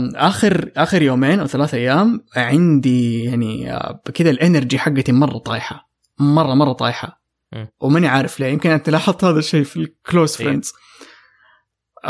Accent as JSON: {"language": "Arabic", "country": "Saudi Arabia", "said": "عندنا في السعوديه"}